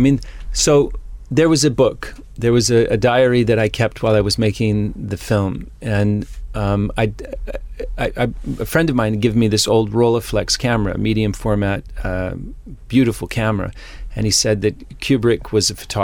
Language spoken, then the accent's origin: English; Utah, United States; moved away; also born or lived in California; I was born in California, but I grew up in Utah